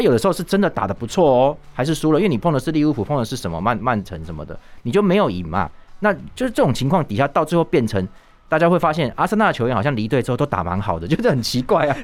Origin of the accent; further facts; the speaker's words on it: Taiwan; 我们台湾人